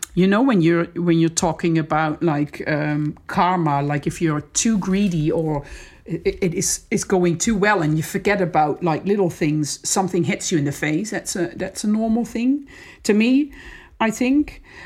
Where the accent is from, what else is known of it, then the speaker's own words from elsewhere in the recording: Netherlands; moved away as an adult; also born or lived in Amsterdam / Australia; I'm from the Netherlands, so it's fair to say that we, I'm, c, I'm coming from a very safe country.